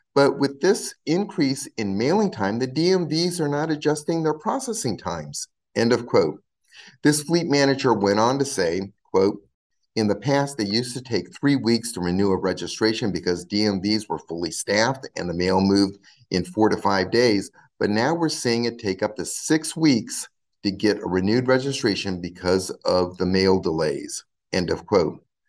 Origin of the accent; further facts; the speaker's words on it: California, United States; my home state of California